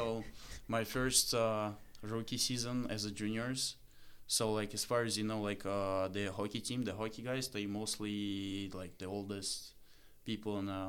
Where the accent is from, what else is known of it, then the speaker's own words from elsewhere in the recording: Moscow, Russia; first language Russian; English is a second language; moved away; And so I'm from Moscow